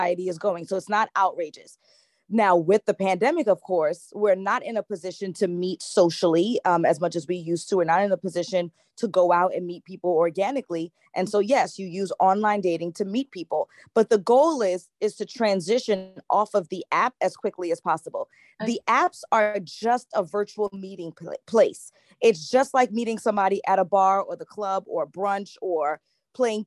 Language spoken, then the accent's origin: English; New York City, New York, United States; I am from Brooklyn, New York, here in the U.S.